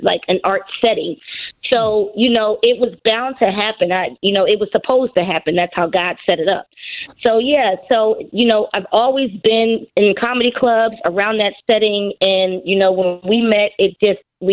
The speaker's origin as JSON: {"language": "English", "town": "Philadelphia", "region": "Pennsylvania", "country": "United States", "said": "I'm from Philly"}